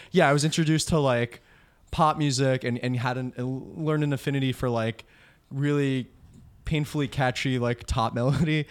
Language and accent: English; Old Bridge, New Jersey, United States; also born or lived in Bayonne, New Jersey; him and I grew up in Old Bridge, like Central Jersey.